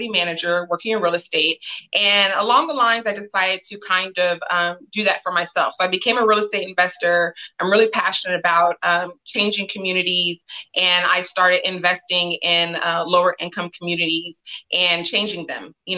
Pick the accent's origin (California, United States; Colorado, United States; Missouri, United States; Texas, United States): California, United States; Los Angeles; I am from Los Angeles, California, born and raised in Windsor Hills